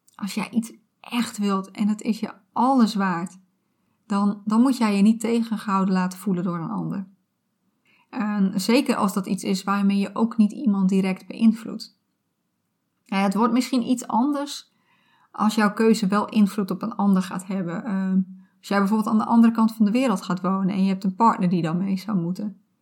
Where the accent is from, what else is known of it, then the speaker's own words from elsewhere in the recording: Friesland, Netherlands; Ik ben opgegroeid in Friesland